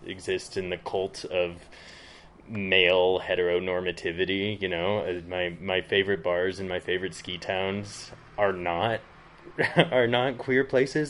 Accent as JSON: {"language": "English", "region": "Front Range of Colorado", "country": "United States", "tie": "born or raised there", "also_born_or_lived": "Berlin / London / San Francisco", "moved": "as an adult", "lives_now": "southern Utah, United States", "said": "I grew up on the Front Range of Colorado"}